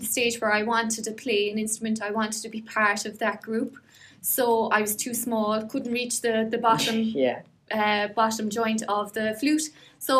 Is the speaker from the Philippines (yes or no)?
no; Ireland; we're very lucky actually to be Irish